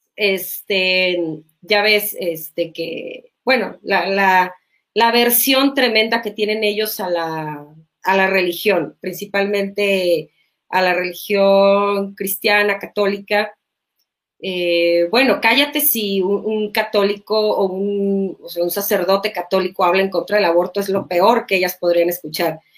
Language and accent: Spanish; Mexico; en mi país